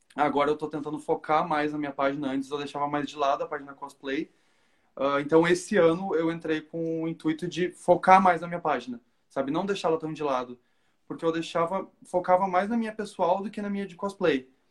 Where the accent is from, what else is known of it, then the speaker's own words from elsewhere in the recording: Porto Alegre, Rio Grande do Sul, Brazil; eu sou de Porto Alegre